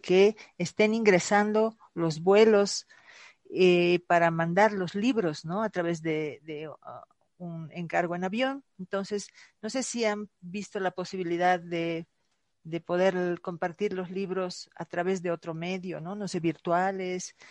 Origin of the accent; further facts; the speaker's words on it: Bolivia; en mi país, Bolivia